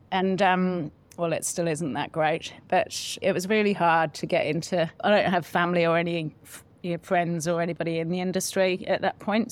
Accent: Solihull, West Midlands, United Kingdom; moved away as an adult; now in New Zealand; In a place called Solihull, just in the West Midlands

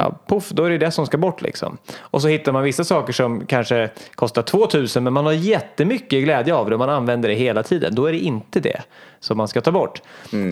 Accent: Hallsberg, Örebro County, Sweden; moved away; när jag var liten och bodde hemma i Hallsberg

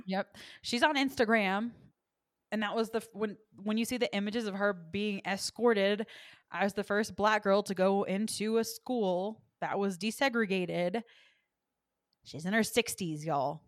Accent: the South, United States; I am from the South

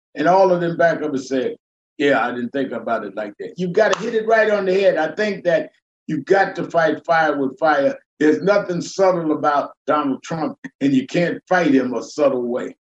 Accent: New York City, New York, United States; I grew up in the North, raised in Brooklyn, New York

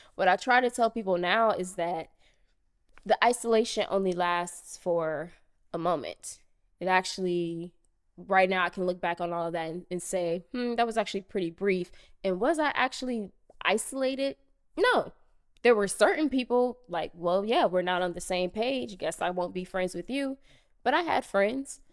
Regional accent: Cincinnati, Ohio, United States; moved away as an adult; also born or lived in Chicago; growing up in Cincinnati, Ohio

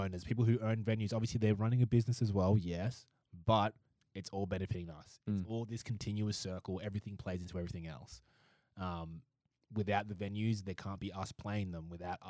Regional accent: Canberra, Australian Capital Territory, Australia; A bunch of people that were like, oh, you're from Canberra? I was from Canberra.

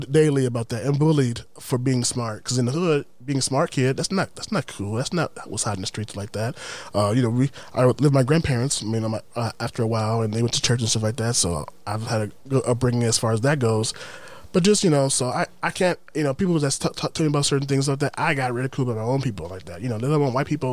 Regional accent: Milwaukee, Wisconsin, United States; moved away; I'm from Milwaukee. I grew up in Milwaukee where it's like predominantly black

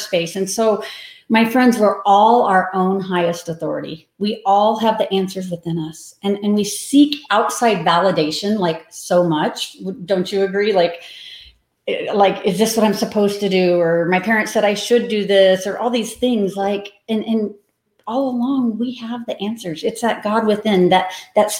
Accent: Manhattan, Kansas, United States; moved away; also born or lived in Denver, Colorado; I am from Manhattan, Kansas, which is about an hour west of Kansas City. I lived in Denver for 30 years, so I'm new to Kansas again. Kind of came back to my roots during COVID

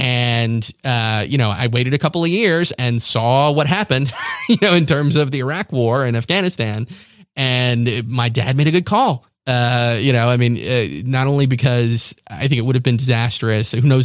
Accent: Morehead City, North Carolina, United States; born there; I was born in North Carolina. I was born in Eastern North Carolina. I was technically born in Morehead City, North Carolina, but that's because that's where the nearest hospital was.

